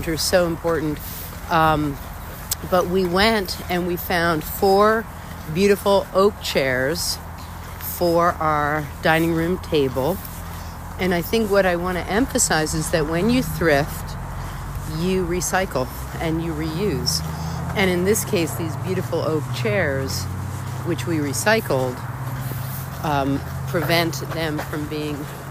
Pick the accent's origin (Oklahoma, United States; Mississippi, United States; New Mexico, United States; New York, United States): New York, United States; I've lived in New York my entire life. I was born in New York, and I love New York